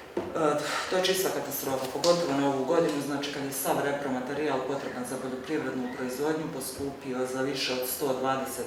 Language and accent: Croatian; Stolac, Federation of Bosnia and Herzegovina, Bosnia & Herzegovina; ja dolazim iz Stoca